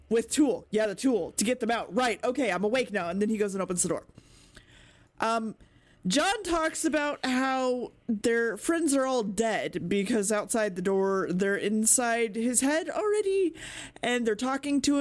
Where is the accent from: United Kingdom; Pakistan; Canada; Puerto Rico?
United Kingdom; we did those things as British people